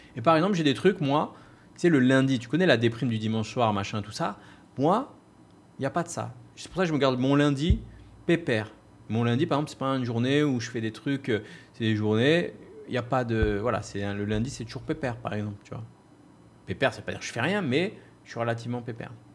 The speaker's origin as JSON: {"language": "French", "country": "France", "moved": "as an adult", "lives_now": "Bali, Indonesia", "said": "Je suis parti vivre à Bali. J'ai quitté la race, j'ai quitté la France"}